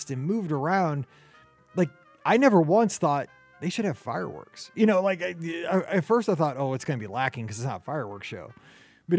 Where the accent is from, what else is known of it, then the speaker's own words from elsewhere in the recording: St. Louis, Missouri, United States; we are from St. Louis